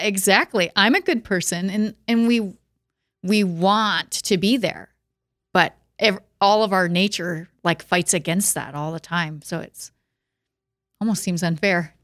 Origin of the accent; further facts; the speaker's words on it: Watertown, South Dakota, United States; now in Sioux Falls, United States; I am from Watertown originally.